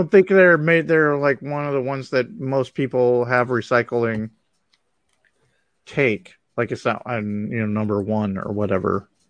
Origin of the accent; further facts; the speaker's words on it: United States; I'm just speaking as an American here